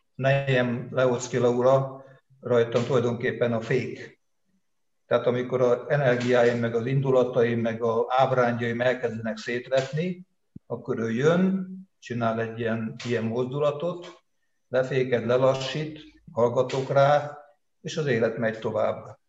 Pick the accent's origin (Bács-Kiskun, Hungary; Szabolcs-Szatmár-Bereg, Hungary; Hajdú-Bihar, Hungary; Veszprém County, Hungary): Veszprém County, Hungary; Veszprém; Veszprémben születtem 52-ben, innen csak tanulni, meg katonának mentem el, tehát az egész életemet itt éltem le, és élem